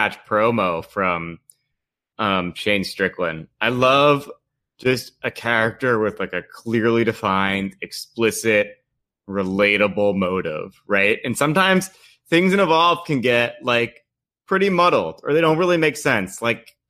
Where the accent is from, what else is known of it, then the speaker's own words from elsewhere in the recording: Long Island, New York, United States; I grew up with on Long Island